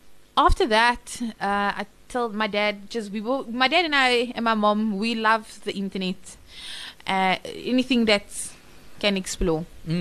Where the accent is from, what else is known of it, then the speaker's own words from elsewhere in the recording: Cape Town, Western Cape, South Africa; also born or lived in Johannesburg; I was born in Cape Town.